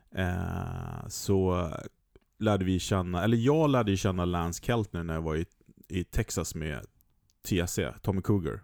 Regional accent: Sweden; som svensk

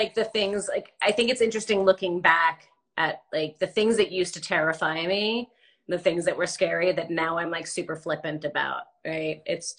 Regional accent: New Jersey, United States; I'm from New Jersey

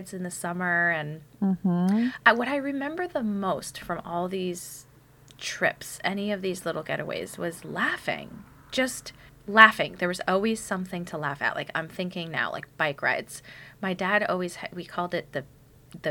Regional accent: Connecticut, United States; I grew up in Connecticut

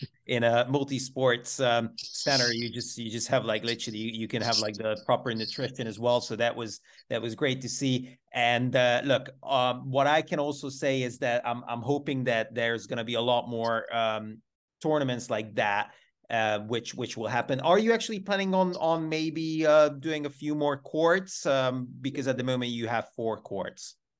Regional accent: Bristol, South West England, United Kingdom; I'm, I'm from Bristol

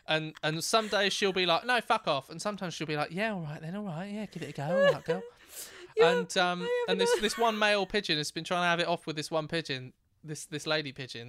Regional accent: Thame, South East England, United Kingdom; Where I grew up in Tame, which is a wonderful part of the world

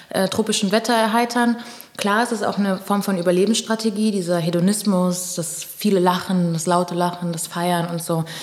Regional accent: Pernambuco, Brazil; ja, ich bin Brasilianerin, mhm. weil Brasilien ist das fünftgrößte Land der Welt. Also ich könnte gerade sagen, okay, Pernambucana vielleicht

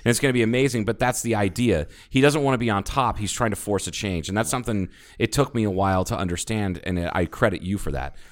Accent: Ohio, United States; now in Arizona, United States; I'm from Ohio.

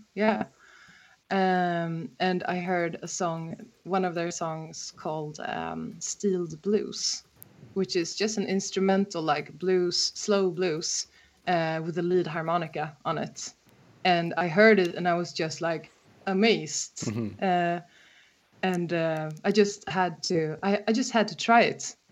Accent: Stockholm, Stockholm County, Sweden; I'm actually from Stockholm

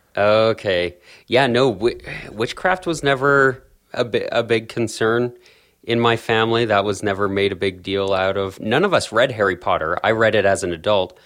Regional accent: Calgary, Alberta, Canada; I was born and raised in South Calgary in, in Canada

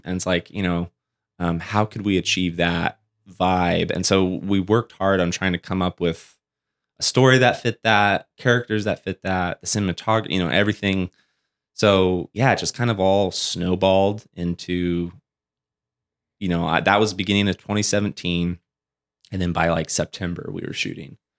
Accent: Springville, California, United States; also born or lived in Porterville, California; I grew up in Springville, uh, California, which is above Porterville, Visalia area

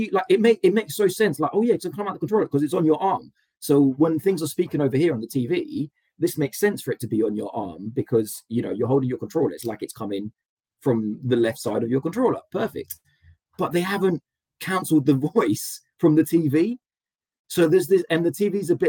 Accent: London, United Kingdom; I'm a Londoner

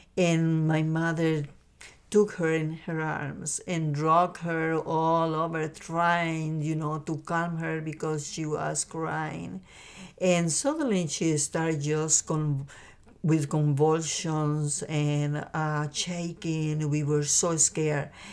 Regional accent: Costa Rica; moved away; I grew up in a beautiful and small country called Costa Rica in Central America

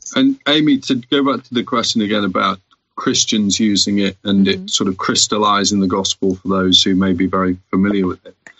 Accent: United Kingdom; we're British

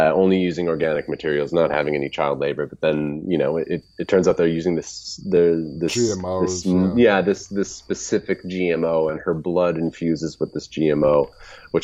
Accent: Canada; I am Canadian

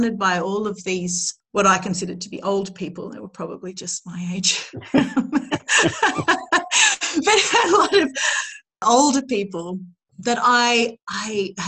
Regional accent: Australia; I grew up in Australia

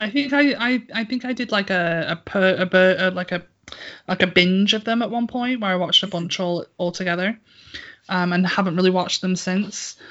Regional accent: United Kingdom; I'm British

